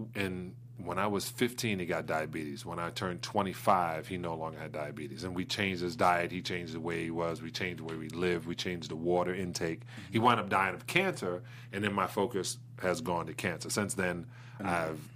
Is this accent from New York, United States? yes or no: yes; New York City, New York, United States; Brooklyn, New York